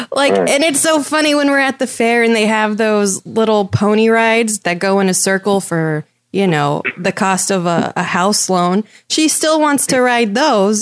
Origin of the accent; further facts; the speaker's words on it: San Diego, California, United States; I'm from San Diego, but we do have ranches out here